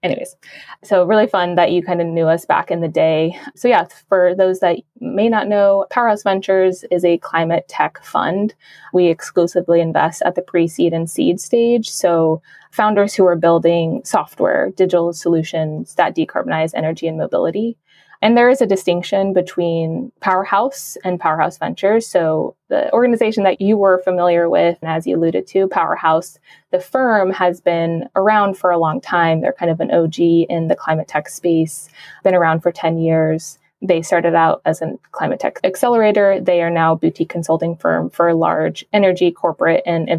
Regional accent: Arizona and the Navajo Nation, United States; moved away; I'm originally from Arizona and the Navajo Nation

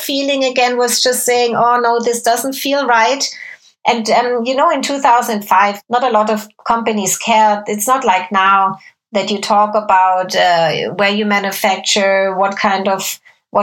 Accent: Germany; moved away as an adult; I grew up in Germany from when I was 7 until 18.

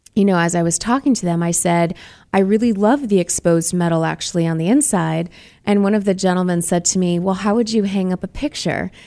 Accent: Boston, Massachusetts, United States; now in Arizona, United States; I'm from Boston

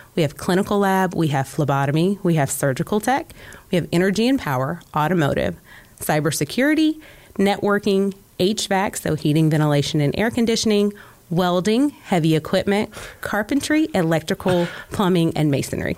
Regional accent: Conyers, Georgia, United States; I did not grow up in Cobb County. I grew up primarily in Conyers, Georgia.

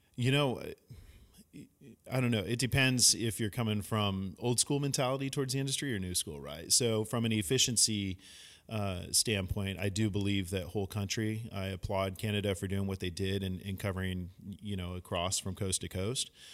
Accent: San Francisco, California, United States; also born or lived in San Luis Obispo; myself growing up in San Francisco in the Bay Area

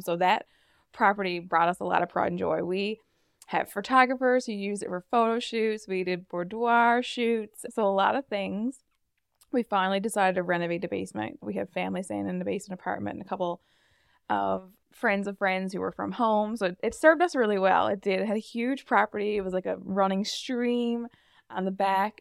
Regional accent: Fogo Island, Newfoundland and Labrador, Canada; I'm actually at one of our Airbnbs in my hometown, Fogle, Fogle Island

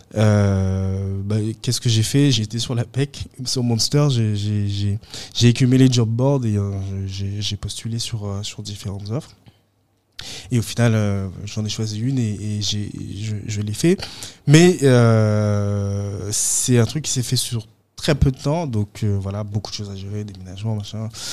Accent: Guadeloupe; moved away; je pense avoir gardé toujours un contact avec la Guadeloupe.

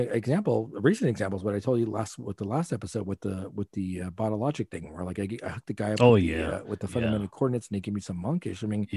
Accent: Los Angeles, California, United States; I grew up in Watts.

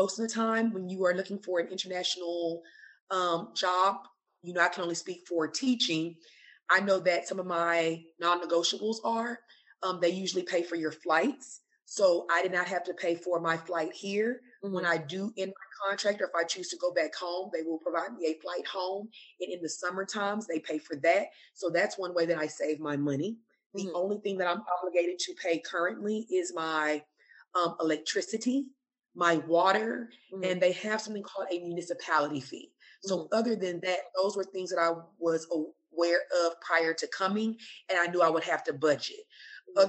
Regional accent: United States; moved away as an adult; also born or lived in Kuwait; now in Abu Dhabi, United Arab Emirates; I'm from America

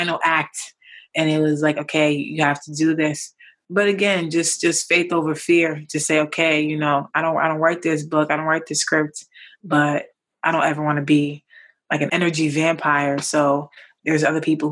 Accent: New York, United States; I grew up in New York

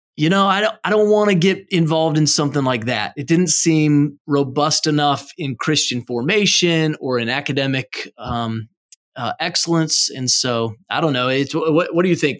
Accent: Ohio, United States; I grew up in Ohio

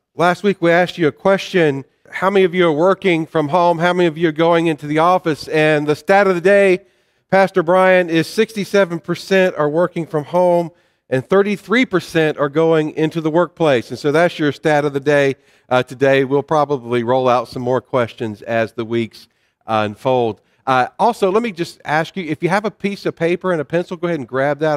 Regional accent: the South, United States; I grew up in the South

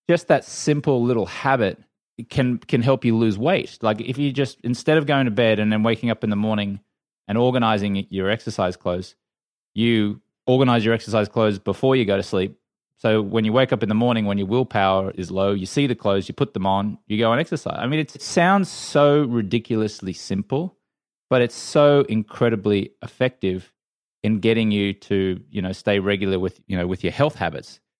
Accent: Brisbane, Queensland, Australia; moved away as an adult; also born or lived in London; now in United States; I grew up in Brisbane, Australia

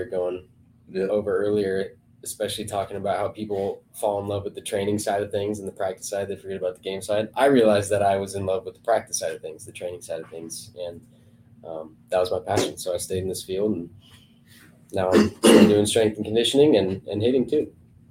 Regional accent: Bend, Oregon, United States; moved away as an adult; also born or lived in Seattle, Washington; I am from Bend, Oregon. I just moved down here.

